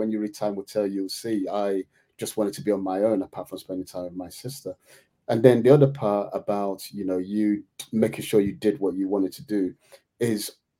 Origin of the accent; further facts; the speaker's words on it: Nigeria; now in United Kingdom; me growing up in Nigeria